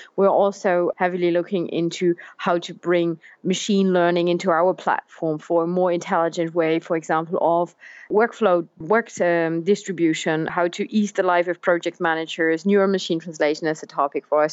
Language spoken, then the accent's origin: English; Germany; English is a second language; moved away; also born or lived in France; I'm originally from Germany